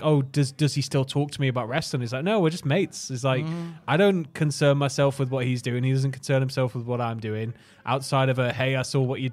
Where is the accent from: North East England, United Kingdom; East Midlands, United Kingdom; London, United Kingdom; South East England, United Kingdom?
North East England, United Kingdom; Prudhoe; also born or lived in Chopwell; my hometown of Prudhoe. Prudhoe, Northumberland